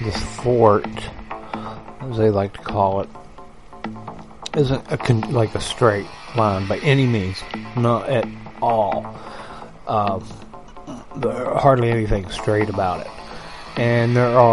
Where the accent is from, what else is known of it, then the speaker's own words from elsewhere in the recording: West Virginia, United States; I grew up in West Virginia